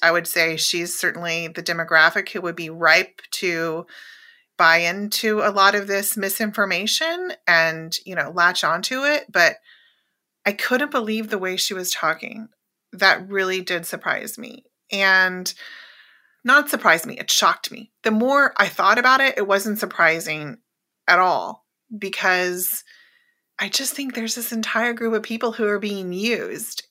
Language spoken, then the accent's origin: English; Oklahoma, United States; moved away; growing up in Oklahoma, a very red state